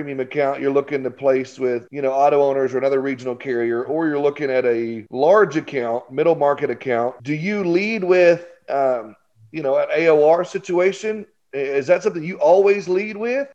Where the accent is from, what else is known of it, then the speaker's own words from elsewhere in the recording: Arkansas, United States; I'm from Arkansas.